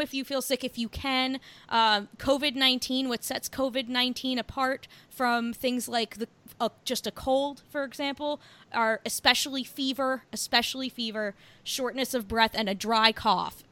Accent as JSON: {"language": "English", "region": "New Jersey", "country": "United States", "said": "I'm from New Jersey."}